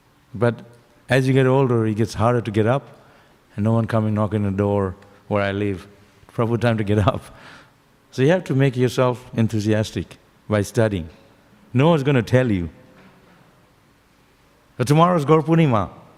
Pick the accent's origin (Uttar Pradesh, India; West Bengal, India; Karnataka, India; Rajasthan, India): West Bengal, India; Shantipur; I was born in Shantipur, at the edge of the lotus, still inside the lotus.